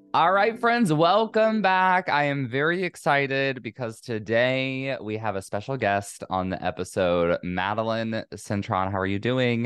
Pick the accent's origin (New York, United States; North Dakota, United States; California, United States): California, United States; it's my home state